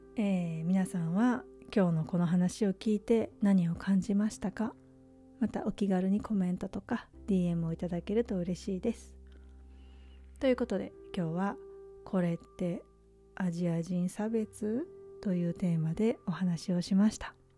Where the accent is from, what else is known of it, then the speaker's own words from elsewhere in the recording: Japan; moved away as an adult; also born or lived in Czech Republic; now in United States; 日本っていう先進国で生まれ育った